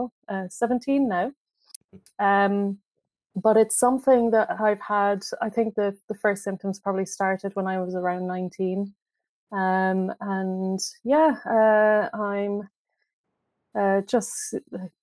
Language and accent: English; Ireland; moved away as an adult; now in London, United Kingdom; I am from Ireland, as you can probably hear from my accent.